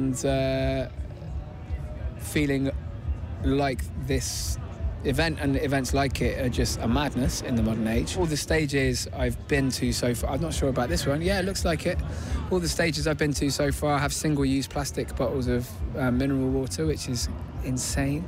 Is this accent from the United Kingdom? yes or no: yes; Bristol, South West England, United Kingdom; I'm a spoken word artist, multi-instrumentalist, singer, and I come from Bristol